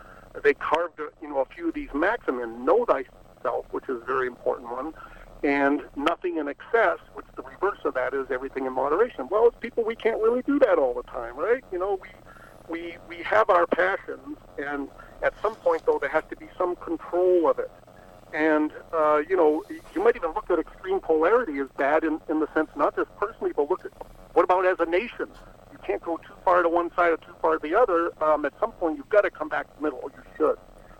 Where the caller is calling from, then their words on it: Napa Valley, California, United States; I'm calling you from Napa Valley.